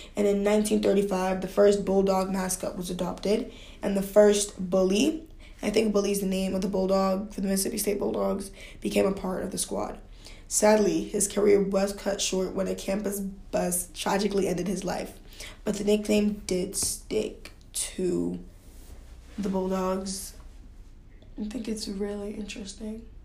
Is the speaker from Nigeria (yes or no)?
yes; Nigeria; I grew up in Nigeria